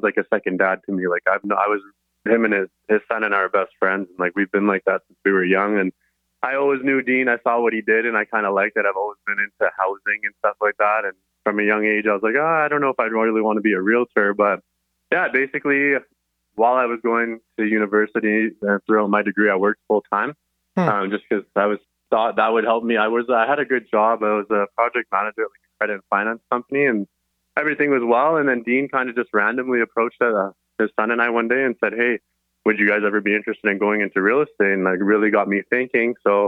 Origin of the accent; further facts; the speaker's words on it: Surrey, British Columbia, Canada; Born and raised in Surrey